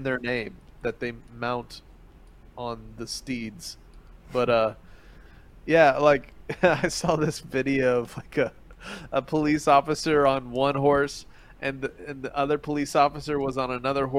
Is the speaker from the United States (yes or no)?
no; Philippines; moved away; flying, biting cockroaches that I grew up with in the Philippines